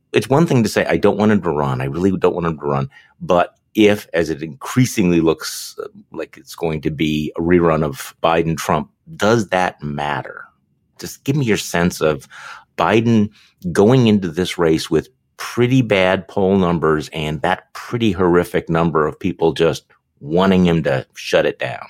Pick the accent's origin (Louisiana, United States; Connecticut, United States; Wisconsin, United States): Wisconsin, United States; I'm from Wisconsin